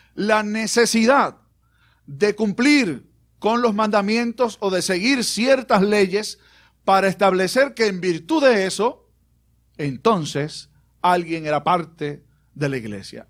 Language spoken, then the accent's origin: Spanish; Puerto Rico; also born or lived in Aguadilla / Bayamón; el jíbaro nuestro